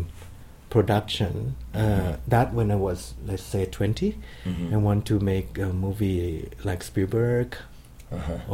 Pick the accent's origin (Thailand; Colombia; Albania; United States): Thailand; Khon Kaen; Growing up in Khon Kaen, this town in the northeast of Thailand